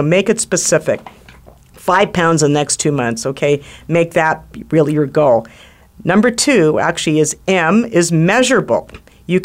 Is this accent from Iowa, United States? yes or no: no; Washington, District of Columbia, United States; I grew up in Washington, D.C. in the 1960s. My father was former Navy. He was Navy at the time. He was stationed at the Navy Yard. We lived in Navy housing